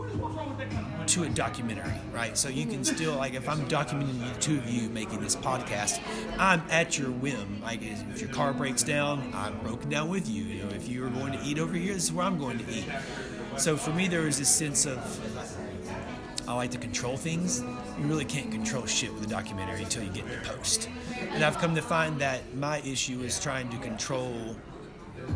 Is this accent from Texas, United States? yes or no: yes; Overton, Texas, United States; being from a small town, I'm from Overton